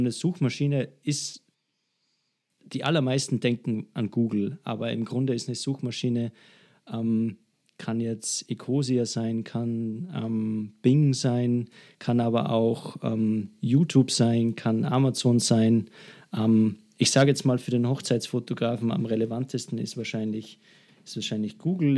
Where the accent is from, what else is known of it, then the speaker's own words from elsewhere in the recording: Salzburg, Austria; bei einer Agentur bei uns in Salzburg angefangen